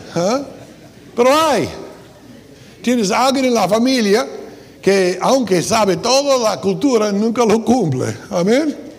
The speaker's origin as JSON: {"language": "Spanish", "country": "United States", "second_language": "Spanish", "moved": "yes", "said": "soy gringo"}